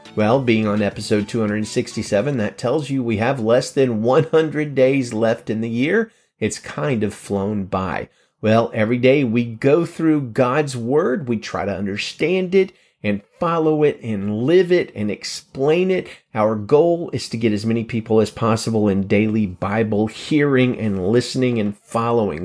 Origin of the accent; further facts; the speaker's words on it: Alabama, United States; In my home state of Alabama